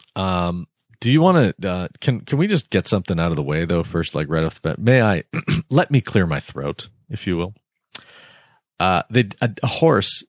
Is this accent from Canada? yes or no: yes; Canada; as a Canadian citizen